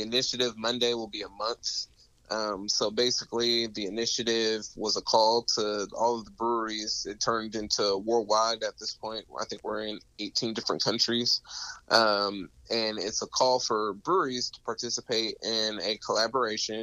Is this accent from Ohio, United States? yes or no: no; Sacramento, California, United States; now in San Antonio, United States; I'm originally from Sacramento, California.